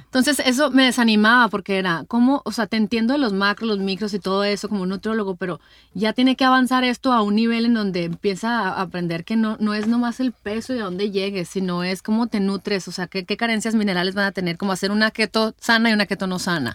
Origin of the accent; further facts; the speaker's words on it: Hermosillo, Sonora, Mexico; aquí en mi tierra Hermosillo